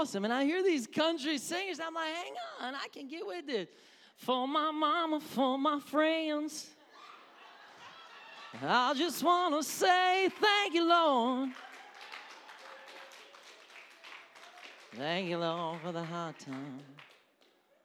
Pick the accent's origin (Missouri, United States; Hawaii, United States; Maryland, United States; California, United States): Missouri, United States; accent: Southern; now in Wisconsin, United States